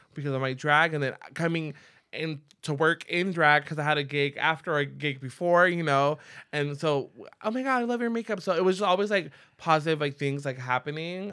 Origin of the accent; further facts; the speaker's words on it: San Diego, California, United States; I grew up in Logan Heights.